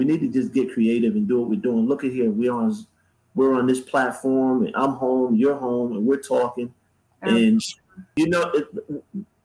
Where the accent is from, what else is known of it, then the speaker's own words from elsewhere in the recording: Bridgeport, Connecticut, United States; now in Charlotte, United States; I grew up in PT in Bridgeport, Connecticut.